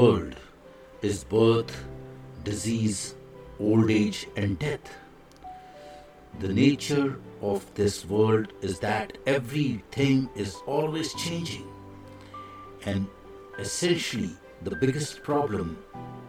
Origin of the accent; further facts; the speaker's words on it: India; I am the Indian monk